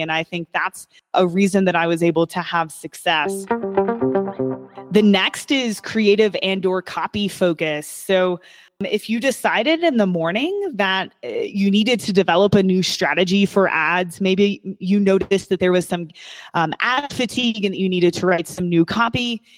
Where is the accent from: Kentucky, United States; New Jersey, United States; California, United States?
Kentucky, United States; I was born and raised in Kentucky